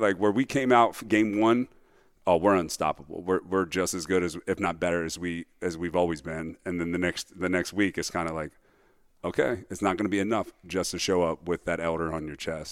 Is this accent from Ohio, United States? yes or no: yes; Cincinnati, Ohio, United States; I grew up in Cincinnati, Ohio, on the west side, best side